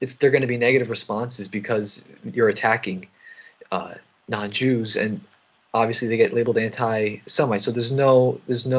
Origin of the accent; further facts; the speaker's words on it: East Coast, United States; I'm from the East Coast where there's a high Jewish population